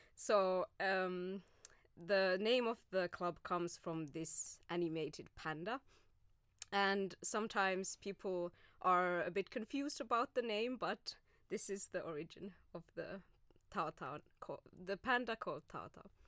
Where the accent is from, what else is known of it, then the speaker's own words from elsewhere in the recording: Oulu, North Ostrobothnia, Finland; moved away as an adult; also born or lived in Glasgow, Scotland / Spain; now in Turku, Finland; I am originally from Oulu, so uh, more north from than Turku.